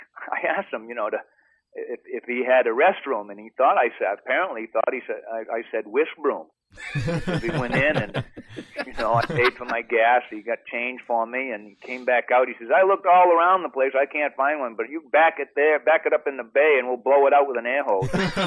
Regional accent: Maine, United States; born there; For those of you who don't know, I was born in Maine

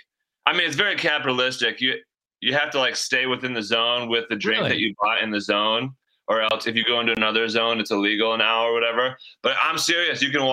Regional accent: Michigan, United States; I was born in Michigan and have lived here my whole life

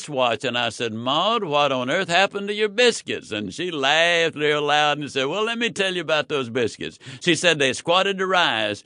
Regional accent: Yazoo City, Mississippi, United States; born or raised there

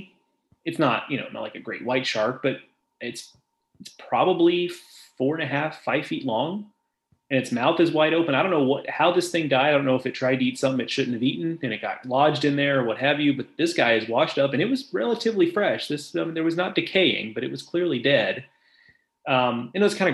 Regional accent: Gulf Coast, United States; moved away; I grew up on the Gulf Coast

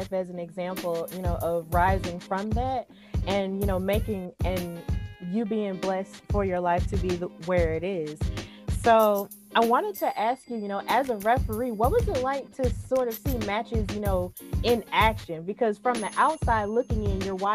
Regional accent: Birmingham, Alabama, United States; in Birmingham, which is also where I'm from

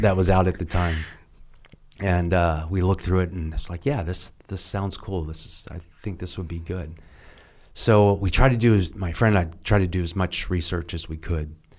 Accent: Lexington, Kentucky, United States; moved away; I grew up in Kentucky and, uh, Lexington

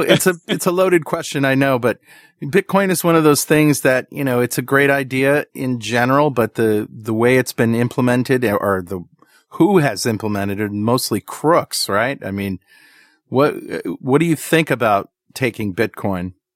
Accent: United States

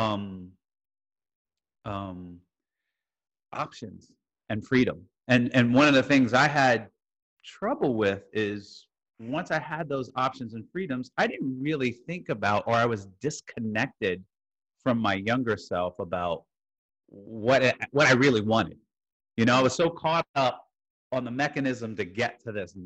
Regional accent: Jersey City, New Jersey, United States; moved away; also born or lived in Iowa / New York / Houston, Texas; I was born in Jersey City, New Jersey

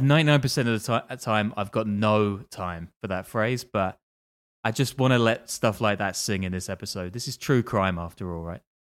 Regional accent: London, United Kingdom; I'm from London

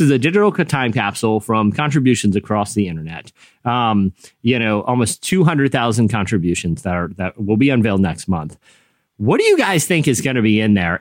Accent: Virginia, United States; I grew up in you know Virginia

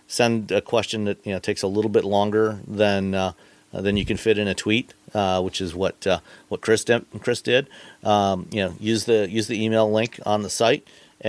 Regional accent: Ontario, Canada; now in Michigan, United States; I grew up in Ontario, Canada, where the speed limit was, in fact, 100 kilometers

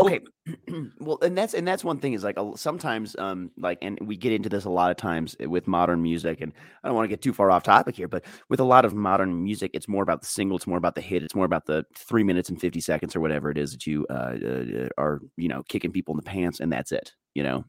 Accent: Colorado, United States; my Rockies are my hometown team

